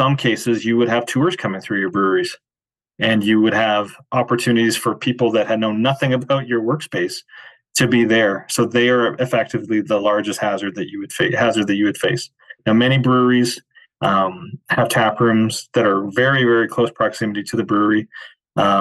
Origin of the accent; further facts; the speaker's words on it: Calgary, Alberta, Canada; my very first job, I was 12 years old and I was a bat boy for the Calgary Cannons